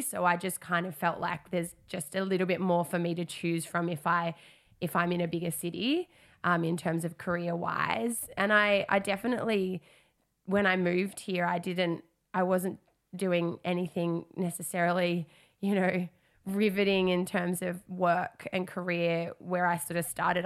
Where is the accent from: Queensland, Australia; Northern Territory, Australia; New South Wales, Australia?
Northern Territory, Australia; Darwin; moved away as an adult; I come from Darwin, I'd spent, um, a big chunk of twenty twenty back home